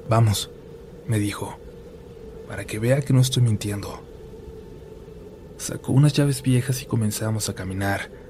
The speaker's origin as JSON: {"language": "Spanish", "town": "Cuernavaca", "region": "Morelos", "country": "Mexico", "said": "Yo soy de Cuernavaca, Morelos, y nos tocaba encuestar una colonia que conectaba con otro municipio del estado."}